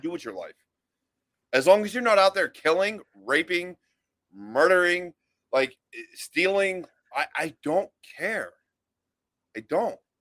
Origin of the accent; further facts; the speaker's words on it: Western Pennsylvania, United States; moved away as an adult; also born or lived in Pitcairn, Pennsylvania / Monroeville, Pennsylvania / Altoona, Pennsylvania / Blairsville, Pennsylvania; I grew up in the city. I grew up like uh, basically in the ghetto